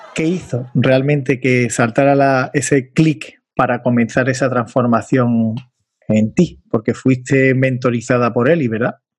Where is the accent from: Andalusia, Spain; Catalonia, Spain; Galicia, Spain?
Andalusia, Spain; accent: Andalusian; En mi inglés, como andaluz, tengo que perfilarlo todavía ese inglés andaluz que tengo